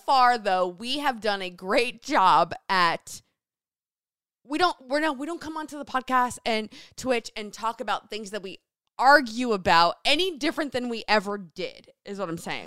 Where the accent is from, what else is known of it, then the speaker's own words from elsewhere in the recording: New Jersey, United States; moved away as an adult; now in Seattle, United States; born and raised in New Jersey, went to Rutgers University